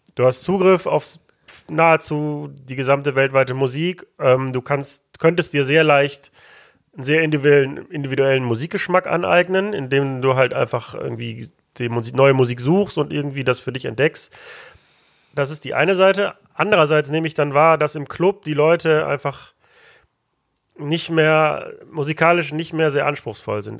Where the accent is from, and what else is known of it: Mülheim an der Ruhr, North Rhine-Westphalia, Germany; born or raised there